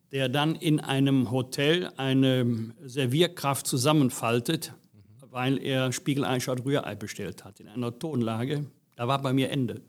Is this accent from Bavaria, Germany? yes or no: no; Bergisch Gladbach, North Rhine-Westphalia, Germany; Ich bin hier geboren, aufgewachsen, und kleben geblieben.